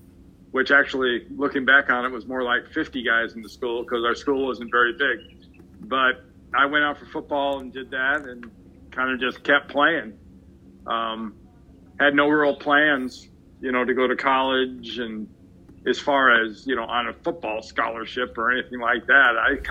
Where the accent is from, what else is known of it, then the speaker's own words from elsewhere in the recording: Los Angeles, California, United States; I grew up in Los Angeles.